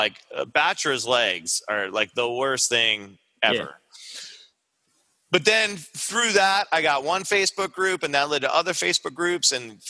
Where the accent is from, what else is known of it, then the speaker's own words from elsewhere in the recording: Long Island, New York, United States; growing up in Long Island, we had a lot of comic book shops.